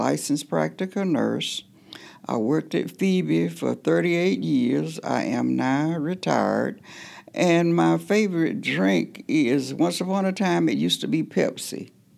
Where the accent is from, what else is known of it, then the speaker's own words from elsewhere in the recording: Georgia, United States; I am from Terre County, Sassa, Georgia. That's where I was born. I was born to a teenage mother. My mother was 16 when I was born. So basically, my grandmother raised us.